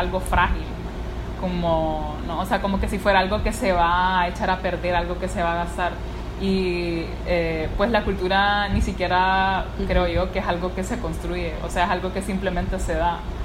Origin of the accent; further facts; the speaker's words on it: La Ceiba, Atlántida, Honduras; soy de la Ceiba